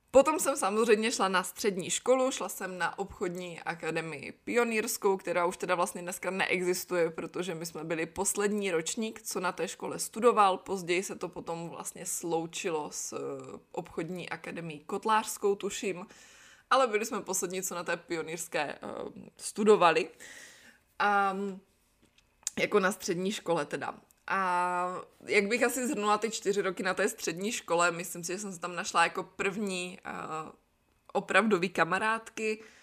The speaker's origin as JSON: {"language": "Czech", "town": "Brno", "region": "South Moravian Region", "country": "Czechia", "tie": "born or raised there", "also_born_or_lived": "Znojmo / Miroslav", "first_language": "Czech", "moved": "as an adult", "lives_now": "Nantes, France", "said": "pocházím z Brna, narodila jsem se ale ve Znojmě. Prvních pět let mýho života jsme žili v takovém malinkém městečku na Jižní Moravě"}